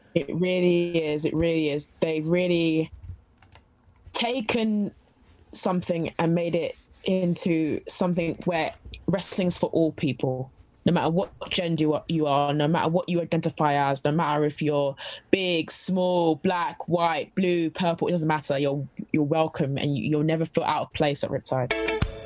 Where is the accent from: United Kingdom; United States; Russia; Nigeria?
United Kingdom; London; I'm from London.